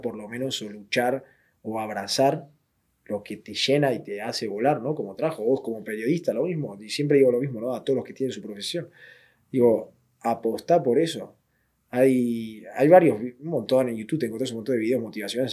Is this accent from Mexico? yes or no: no; southern Buenos Aires, Argentina; moved away as an adult; also born or lived in Madrid, Spain; now in Spain; Yo nací en Buenos Aires, en zona sur de Buenos Aires